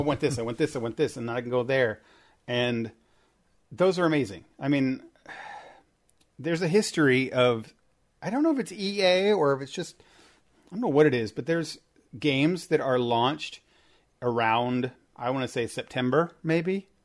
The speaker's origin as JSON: {"language": "English", "region": "Indiana", "country": "United States", "said": "I'm from Indiana"}